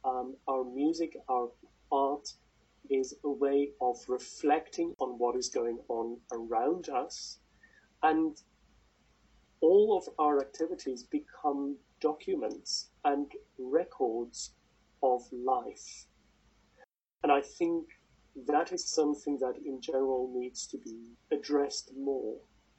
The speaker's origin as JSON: {"language": "English", "country": "South Africa", "moved": "yes", "lives_now": "United Kingdom", "said": "And I know I'm South African, and I speak as if I'm British. I'm soon going to be officially British"}